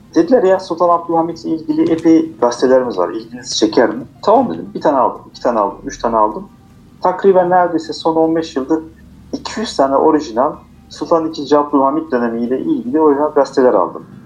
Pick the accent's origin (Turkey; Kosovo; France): France; Strasbourg, Grand Est; first language Turkish; Biz orada dünyaya gelmişiz.